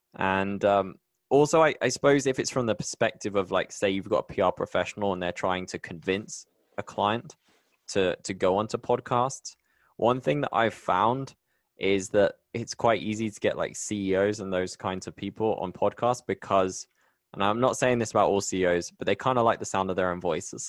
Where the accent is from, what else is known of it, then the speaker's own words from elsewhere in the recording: Bristol, South West England, United Kingdom; moved away as an adult; now in Medellin, Colombia; I'm so proud of my home. I'm from Bristol.